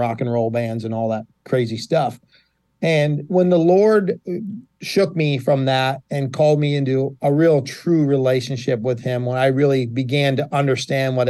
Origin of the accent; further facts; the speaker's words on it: Buffalo, New York, United States; also born or lived in Virginia; now in Catawissa, United States; I'm originally from Buffalo, born and raised on the west side of Buffalo.